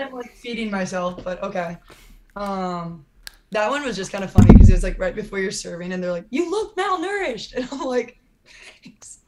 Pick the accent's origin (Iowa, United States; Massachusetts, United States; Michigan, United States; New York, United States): Iowa, United States; moved away as an adult; also born or lived in Los Angeles, California; growing up in Iowa